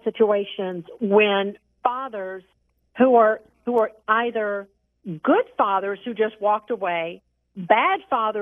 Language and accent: English; near Savannah, coast of Georgia, United States; I grew up on the coast of Georgia. You know, I grew up near Savannah.